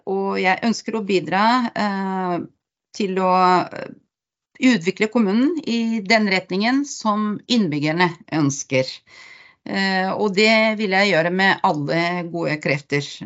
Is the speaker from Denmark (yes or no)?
no; Bulgaria; Norwegian is a second language; moved away as an adult; now in Hole, Norway; jeg kommer opprinnelig fra Bulgaria og har eh, bodd i Norge i eh, over 30 år